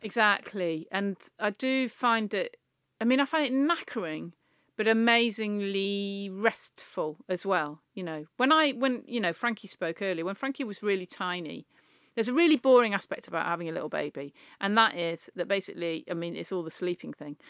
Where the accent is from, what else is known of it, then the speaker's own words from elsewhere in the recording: the Northwest, North West England, United Kingdom; we're both from the Northwest.